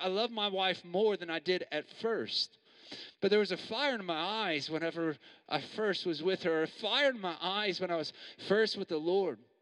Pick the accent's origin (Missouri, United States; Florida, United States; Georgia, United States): Missouri, United States; moved away as an adult; also born or lived in New York; now in Perth, Australia; I'm from Missouri